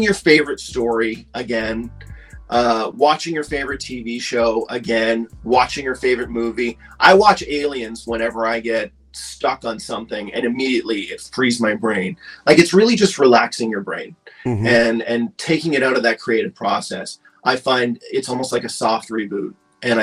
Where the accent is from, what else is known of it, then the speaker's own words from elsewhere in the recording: Halifax, Nova Scotia, Canada; now in Toronto, Canada; I'm actually from Halifax, which is in Nova Scotia